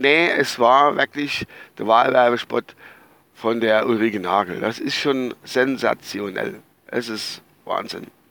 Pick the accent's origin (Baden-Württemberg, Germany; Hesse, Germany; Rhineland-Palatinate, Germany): Rhineland-Palatinate, Germany; Altenglan; ich stamme ja eigentlich aus der Verbandsgemeinde Altenklan